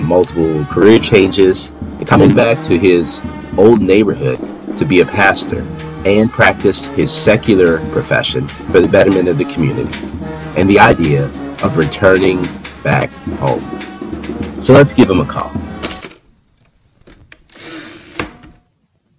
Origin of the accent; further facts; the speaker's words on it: New Orleans, Louisiana, United States; moved away; I'm from New Orleans, and I was raised a Black Baptist